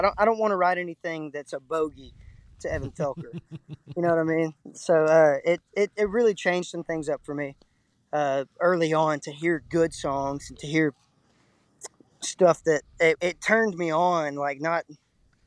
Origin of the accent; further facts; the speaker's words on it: Texas, United States; being from the Lone Star State is like I call it the Alamo culture. It's like no matter what, against all odds, you're always going to be a Texan